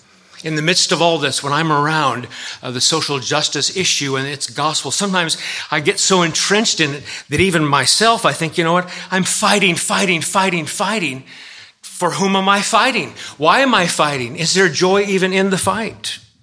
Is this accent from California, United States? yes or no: yes; California, United States; now in Massachusetts, United States; First time I ever went to the church in Massachusetts, I came from California